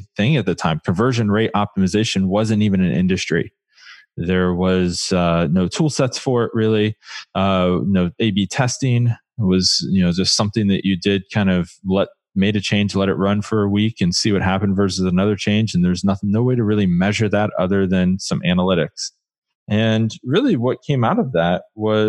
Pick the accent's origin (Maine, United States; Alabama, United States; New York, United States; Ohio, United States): Ohio, United States; Columbus; now in Portland, United States; Portland, Oregon, but by way of Columbus, actually. I grew up just outside of Columbus